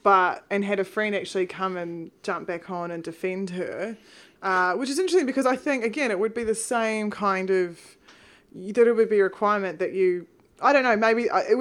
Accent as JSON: {"language": "English", "country": "New Zealand", "said": "I'm actually from New Zealand"}